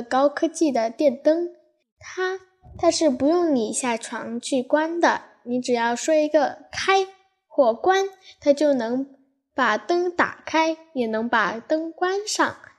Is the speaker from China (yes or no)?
yes; Xinmi, Henan, China; 我们的家乡新密也越变越好